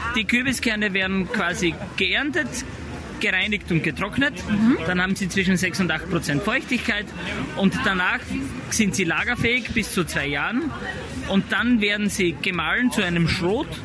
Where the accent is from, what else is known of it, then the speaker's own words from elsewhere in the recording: Styria, Austria; bei uns in der Steiermark